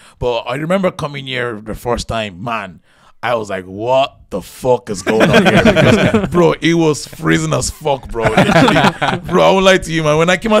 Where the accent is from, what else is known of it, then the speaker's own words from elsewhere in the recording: Nigeria; now in Ireland; I came from Nigeria to Ireland to stay with my auntie because my auntie, she lived here.